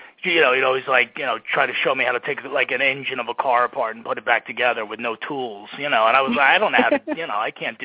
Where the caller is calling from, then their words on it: New Jersey, United States; I'm in New Jersey in my house. We survived Hurricane Sandy, so we're still standing here. And, calling you from here.